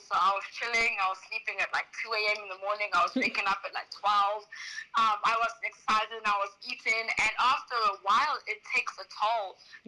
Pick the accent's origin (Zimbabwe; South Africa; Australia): South Africa; moved away as an adult; now in Shanghai, China; I am originally from South Africa